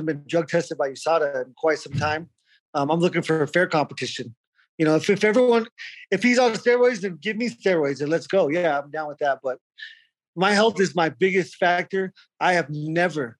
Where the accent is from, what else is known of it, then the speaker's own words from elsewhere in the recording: Arizona, United States; I'm from Arizona